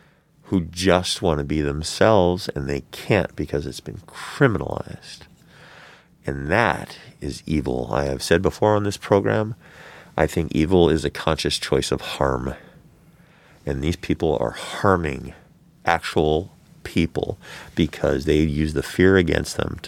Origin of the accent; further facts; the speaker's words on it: Florida, United States; I come from Florida. My family's from Florida, and I can't get a hold of trans-affirming care.